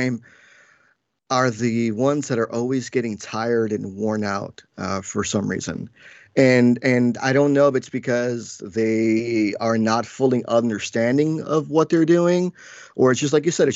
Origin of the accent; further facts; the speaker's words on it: Paterson, New Jersey, United States; also born or lived in New York; I was born in New York and raised in Jersey in the tri-state area most of my whole life